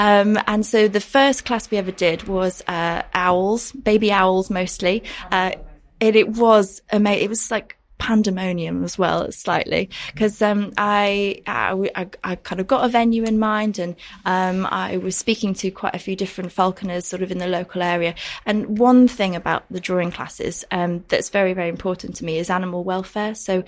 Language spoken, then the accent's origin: English; Yorkshire and the Humber, United Kingdom; born or raised there